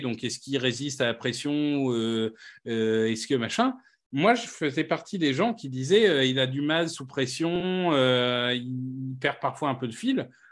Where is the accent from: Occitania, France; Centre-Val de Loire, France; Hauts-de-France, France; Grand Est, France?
Hauts-de-France, France; Amiens; Amiens, ma ville natale